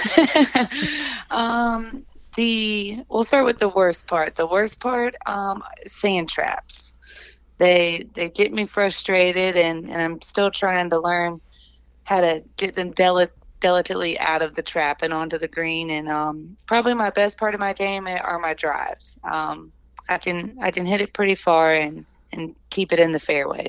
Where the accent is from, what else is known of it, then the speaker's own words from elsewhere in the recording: Columbia, South Carolina, United States; I grew up in Columbia.